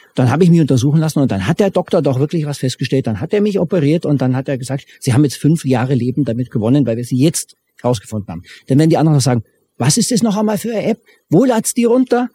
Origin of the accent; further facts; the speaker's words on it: Germany; ich als Deutscher